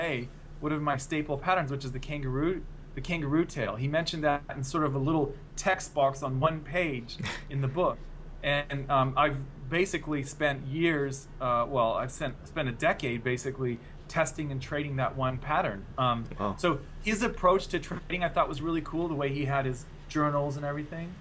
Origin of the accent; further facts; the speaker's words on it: United States; now in Australia; as an American living in Australia